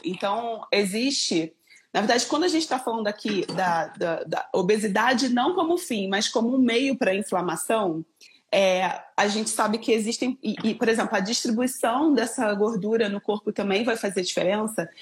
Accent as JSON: {"language": "Portuguese", "region": "Rio de Janeiro", "country": "Brazil", "accent": "carioca", "moved": "as an adult", "lives_now": "Campinas, Brazil", "said": "sou carioca, moro em Campinas, então o sotaque não nega"}